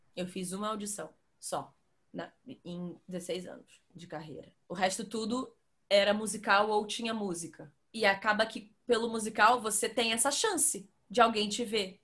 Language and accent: Portuguese; Rio de Janeiro, Brazil; moved away as an adult; now in São Paulo, Brazil; eu sou do Rio